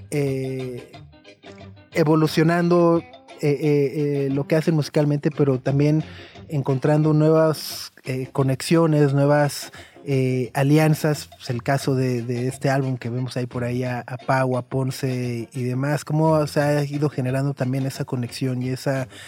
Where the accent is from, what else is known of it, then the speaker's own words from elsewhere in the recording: Durango, Mexico; moved away as an adult; also born or lived in León; No, yo soy de Durango.